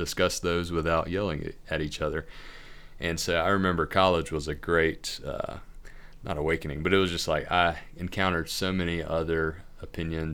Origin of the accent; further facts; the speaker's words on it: Corinth, Mississippi, United States; moved away as an adult; also born or lived in Jackson, Mississippi; grew up in Corinth, Mississippi, Northeast Mississippi